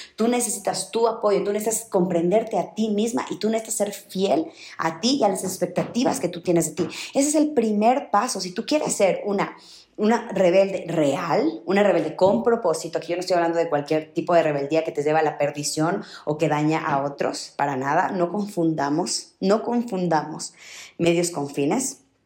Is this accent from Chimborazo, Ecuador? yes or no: yes; Riobamba, Chimborazo, Ecuador; yo nací en Ruebamba, una ciudad muy chiquita en Ecuador